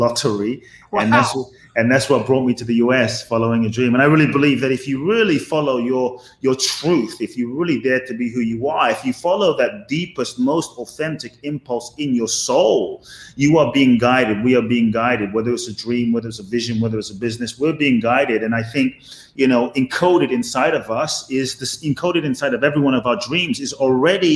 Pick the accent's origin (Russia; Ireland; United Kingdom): United Kingdom; London; born or raised there; also born or lived in Ghana